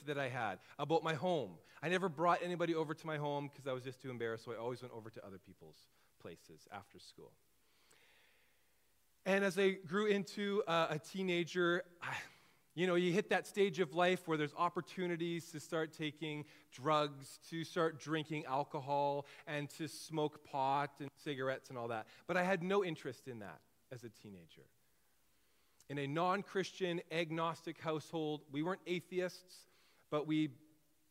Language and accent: English; Kelowna, British Columbia, Canada; also born or lived in Trail, British Columbia; I was born in Kelowna, was primarily raised in the Okanagan